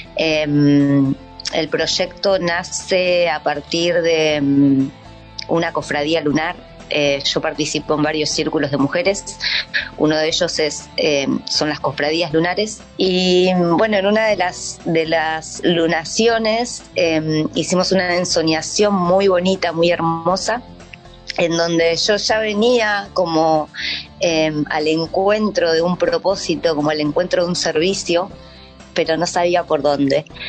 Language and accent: Spanish; Argentina; moved away as an adult; now in New Zealand; soy argentina